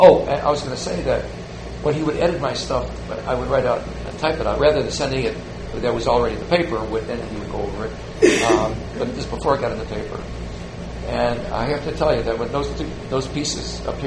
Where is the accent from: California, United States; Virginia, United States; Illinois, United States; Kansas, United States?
Illinois, United States; Chicago; growing up in Chicago